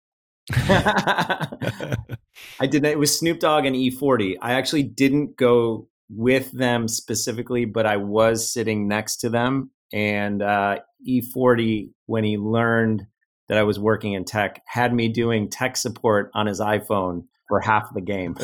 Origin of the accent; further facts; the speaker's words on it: Cleveland, Ohio, United States; moved away as an adult; also born or lived in Los Angeles / Silicon Valley; I grew up in the Midwest.